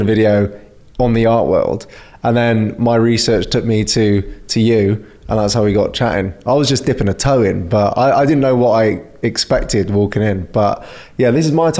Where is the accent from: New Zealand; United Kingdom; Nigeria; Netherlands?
United Kingdom; Somerset, South West England; I'm from Somerset